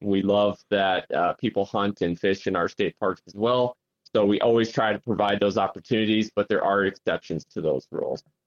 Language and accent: English; Sioux Falls, South Dakota, United States; I'm originally from Sioux Falls